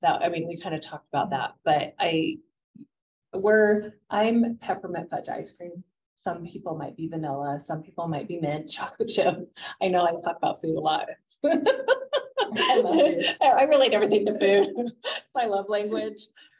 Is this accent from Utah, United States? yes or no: yes; Utah, United States; And being born and raised in Utah, I'm shocked at how much I don't know.